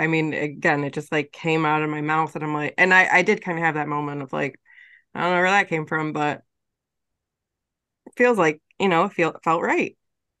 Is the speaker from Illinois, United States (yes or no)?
no; New York, United States; moved away as an adult; now in Virginia, United States; I don't know if I'm gonna live in New York for the rest of my life.